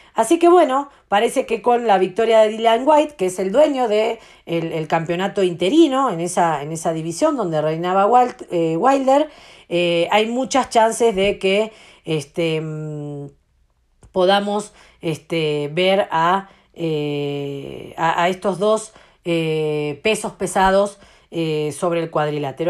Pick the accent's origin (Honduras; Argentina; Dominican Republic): Argentina; yo como argentina